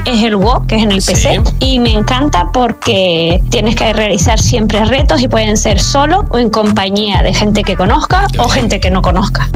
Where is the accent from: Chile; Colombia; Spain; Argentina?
Spain; Gran Canaria, Canary Islands; now in Fuerteventura, Spain; vivo en el sur de Fuerteventura, aunque soy de Gran Canaria